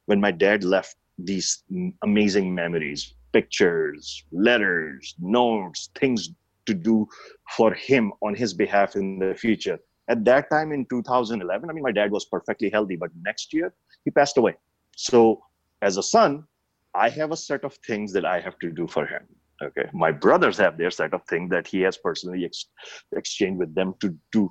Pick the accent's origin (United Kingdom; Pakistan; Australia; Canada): Pakistan; moved away; growing up in Pakistan